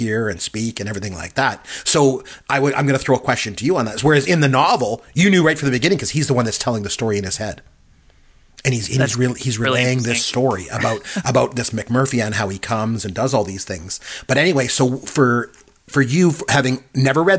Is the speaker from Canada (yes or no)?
yes; Canada; I'm Canadian, too